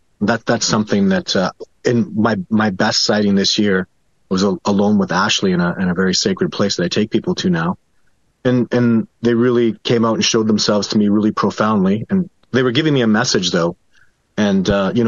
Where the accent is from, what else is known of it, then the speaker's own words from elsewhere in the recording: Canada; I'm Canadian